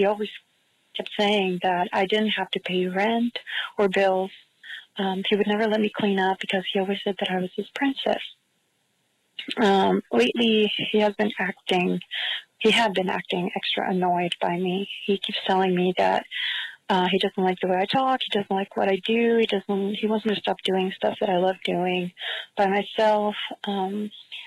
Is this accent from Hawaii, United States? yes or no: no; San Diego, California, United States; I'm from San Diego.